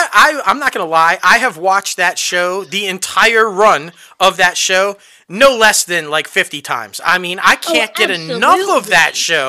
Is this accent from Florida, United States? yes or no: no; New York, United States; moved away; because that's where I'm from.